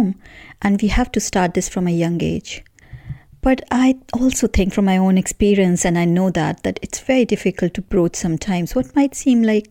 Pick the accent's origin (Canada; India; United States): India; moved away as an adult; now in United Kingdom; I grew up in India in a relatively homogeneous society